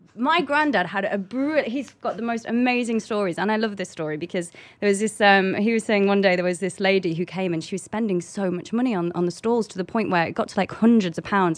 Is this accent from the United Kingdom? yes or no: yes; London, United Kingdom; I come from London